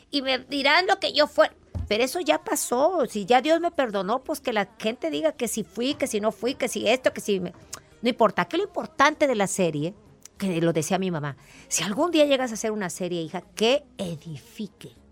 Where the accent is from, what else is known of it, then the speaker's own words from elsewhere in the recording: Veracruz, Mexico; soy jarocha.